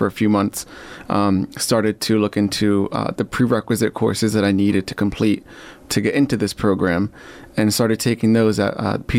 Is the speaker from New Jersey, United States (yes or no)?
yes; New Jersey, United States; moved away as an adult; now in Portland, United States; And I was born and raised in New Jersey. And I moved here with my fiance, then girlfriend, who had gotten into medical school at the naturopathic school here in Portland.